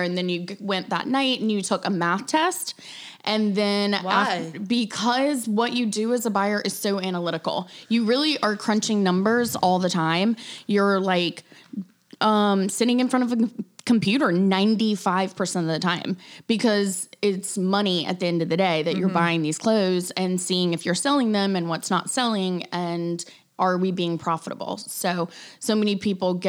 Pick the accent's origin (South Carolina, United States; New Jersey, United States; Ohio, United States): South Carolina, United States; Greenville; growing up in South Carolina